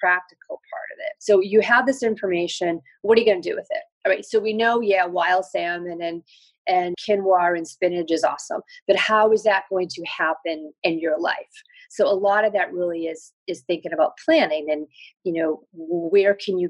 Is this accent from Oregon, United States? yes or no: no; New York, United States; I'm a New Yorker. I live in New York